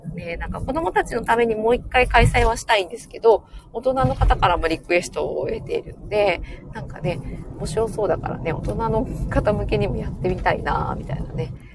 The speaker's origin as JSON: {"language": "Japanese", "region": "Fukuoka", "country": "Japan", "tie": "born or raised there", "said": "私の地元の、えー、福岡"}